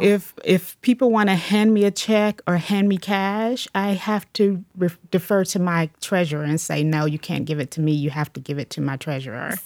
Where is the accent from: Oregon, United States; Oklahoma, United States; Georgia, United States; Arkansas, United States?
Georgia, United States; Atlanta; moved away as an adult; now in Cleveland, United States; I'm originally from Atlanta, Georgia